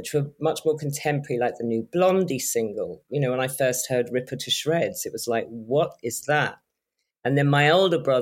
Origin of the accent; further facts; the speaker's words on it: London, United Kingdom; I grew up in Shepherd's Bush in West London